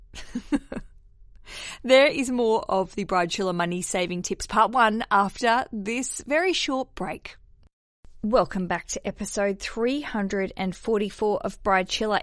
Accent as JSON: {"language": "English", "country": "Australia", "moved": "yes", "lives_now": "London, United Kingdom", "said": "I am an Aussie"}